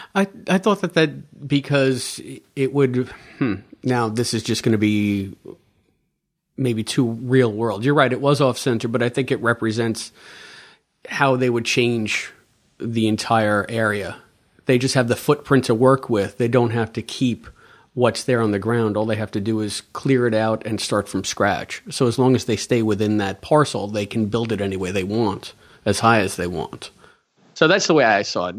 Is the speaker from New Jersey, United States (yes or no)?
no; New York, United States; Being a New Yorker